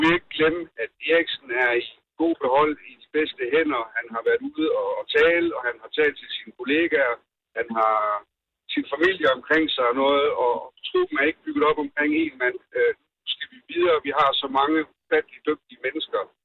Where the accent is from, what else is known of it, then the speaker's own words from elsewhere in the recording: Denmark; som nation og som danskere